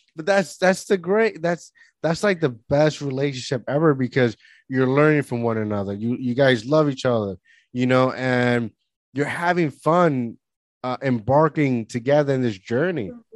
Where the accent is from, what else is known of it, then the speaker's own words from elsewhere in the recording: Puerto Rico; moved away; also born or lived in Florida; growing up in Puerto Rico